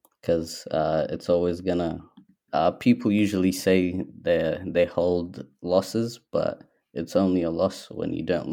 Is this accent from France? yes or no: no; Somalia; now in Australia; So I would say that I'm Somali and I'm also Australian because I've spent half my life here. I spent half my life there, so it would just be quite obvious.